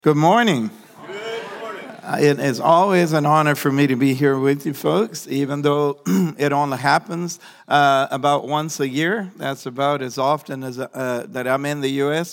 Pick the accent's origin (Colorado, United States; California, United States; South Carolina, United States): South Carolina, United States; moved away as an adult; also born or lived in Tyler, Texas; now in Honduras; I'm a South Carolina farm boy